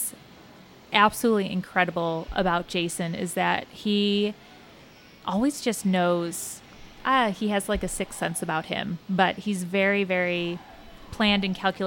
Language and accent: English; Cincinnati, Ohio, United States; we're from Cincinnati. We love Cincinnati. It has been a home for us